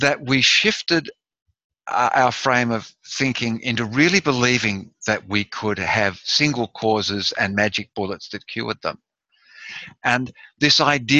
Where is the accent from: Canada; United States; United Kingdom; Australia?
Australia; I'm Australian